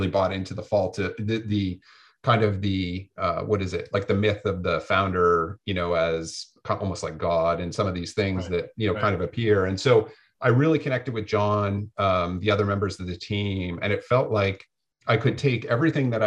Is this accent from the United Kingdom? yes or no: no; Canada; moved away as an adult; now in Santa Barbara, United States; being Canadian